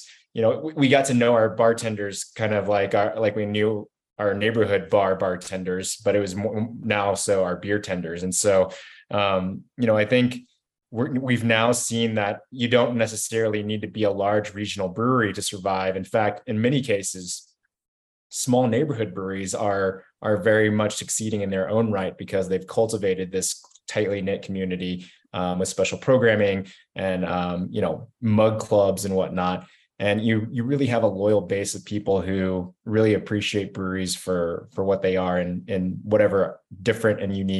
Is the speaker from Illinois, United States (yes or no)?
no; Kentucky, United States; now in Denver, United States; I moved out here from Kentucky in 2009, so I was fortunate enough to be part of that big boom that Jonathan mentioned around 2010.